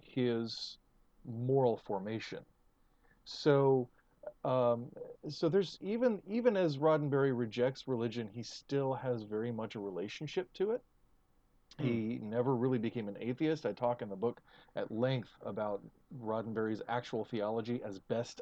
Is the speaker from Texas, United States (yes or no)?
yes; Texas, United States; as a Texan